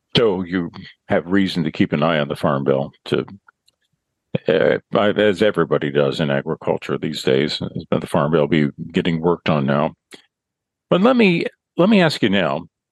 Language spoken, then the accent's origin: English; central Illinois, United States; where I grew up over in central Illinois